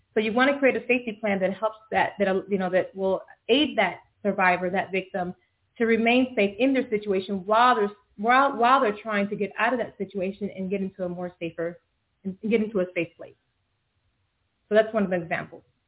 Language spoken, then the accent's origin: English; Florida, United States; moved away as an adult; now in Dallas, United States; I'm new to the Dallas uh, area. I'm from Florida originally